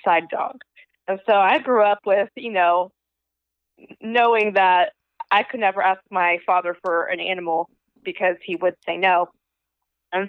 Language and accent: English; Panama City, Florida, United States; also born or lived in Georgia; Born and raised in Panama City, Florida. So I grew up in the spring break capital of the world